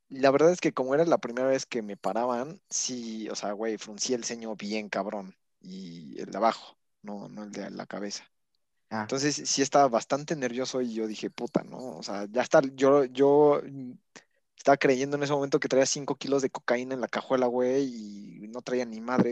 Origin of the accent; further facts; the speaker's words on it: Puebla, Mexico; siendo poblano